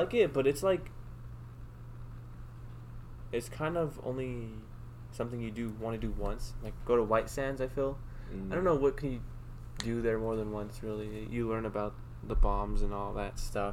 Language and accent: English; Albuquerque, New Mexico, United States; growing up in Albuquerque